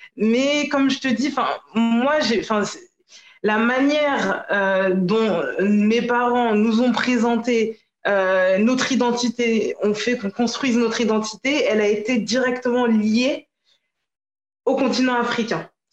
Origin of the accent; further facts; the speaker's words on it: Paris region, Île-de-France, France; also born or lived in Guadeloupe; Je suis guadeloupéenne, je suis née à Paris. J'ai grandi en région parisienne